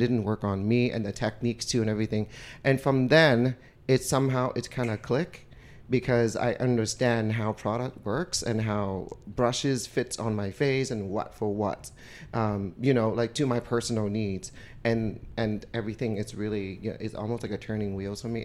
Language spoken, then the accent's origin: English; Vietnam; moved away; I was born and raised in Vietnam